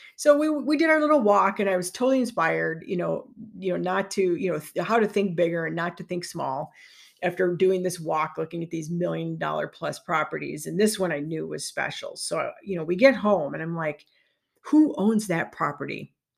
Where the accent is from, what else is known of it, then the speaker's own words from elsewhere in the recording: Chicagoland, Illinois, United States; moved away as an adult; also born or lived in Park Ridge, Illinois / Minnesota; now in Lake Geneva, United States; I'm from the Chicagoland area